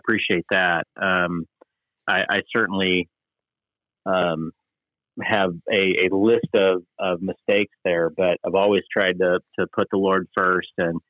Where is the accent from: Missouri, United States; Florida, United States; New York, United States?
Missouri, United States; St. Louis; I grew up in a suburb of St. Louis, Missouri